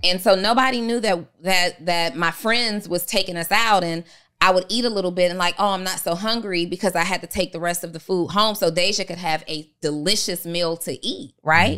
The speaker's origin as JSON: {"language": "English", "town": "New Orleans", "region": "Louisiana", "country": "United States", "said": "I'm from New Orleans"}